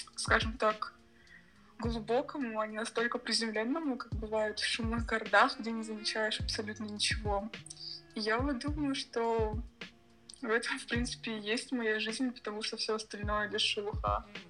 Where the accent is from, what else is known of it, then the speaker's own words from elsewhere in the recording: Sochi, Krasnodar Krai, Russia; also born or lived in Moscow; Живу я в городе Сочи. Точнее, я здесь родилась и недавно вернулась после двух лет в Москве